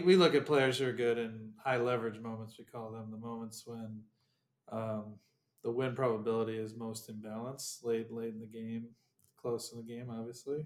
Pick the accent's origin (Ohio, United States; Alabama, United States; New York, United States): Ohio, United States; I'm from Ohio